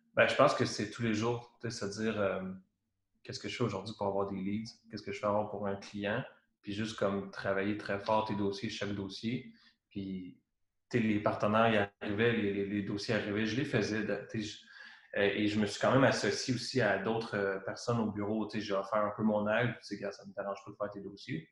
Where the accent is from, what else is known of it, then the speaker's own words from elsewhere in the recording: Trois-Rivières, Quebec, Canada; also born or lived in Valcartier; je viens de Trois-Rivières, j'ai vécu beaucoup à Québec